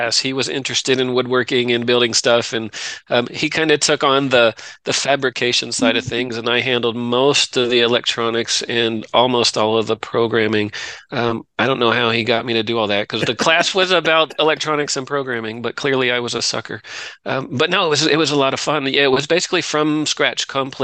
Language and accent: English; Delaware, United States; moved away as an adult; also born or lived in Virginia; now in Texas, United States; I grew up in Delaware